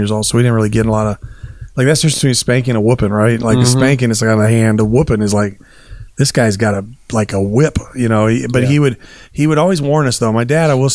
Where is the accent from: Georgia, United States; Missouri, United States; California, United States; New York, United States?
California, United States; Lynwood; I grew up in Linwood, and so South Central